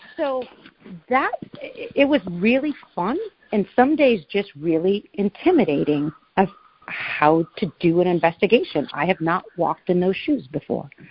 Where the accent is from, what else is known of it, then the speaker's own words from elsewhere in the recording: Oregon, United States; now in New Hampshire, United States; I grew up in Oregon. I'm now in the mountains of New Hampshire.